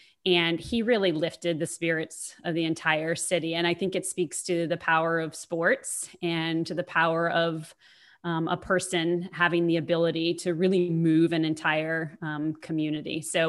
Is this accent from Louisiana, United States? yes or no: yes; New Orleans, Louisiana, United States; Growing up in New Orleans, I've always been a Saints fan. I grew up across the street from the Mannings and Archie, obviously.